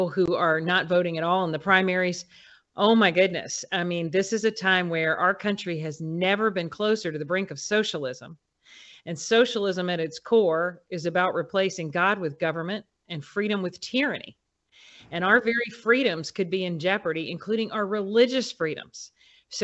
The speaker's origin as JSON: {"language": "English", "region": "Alabama", "country": "United States", "tie": "born or raised there", "moved": "as an adult", "said": "went back to my home state of Alabama and ran for Congress"}